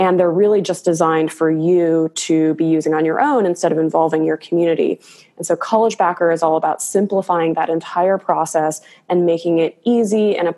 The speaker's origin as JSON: {"language": "English", "area": "Chicago suburbs", "region": "Illinois", "country": "United States", "moved": "as an adult", "lives_now": "California, United States", "said": "I'm originally from the Chicago suburbs, moved out to California"}